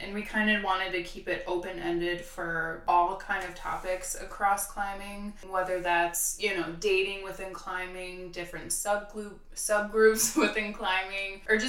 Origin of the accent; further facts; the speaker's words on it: Milwaukee, Wisconsin, United States; moved away as an adult; now in Georgia, United States; I grew up in Milwaukee, Wisconsin, and traveled for work, and I found myself here.